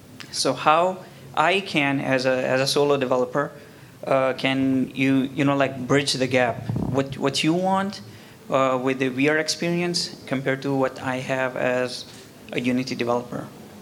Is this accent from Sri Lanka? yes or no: no; Pakistan; also born or lived in Kuala Lumpur, Malaysia; now in Malaysia; I'm actually from Pakistan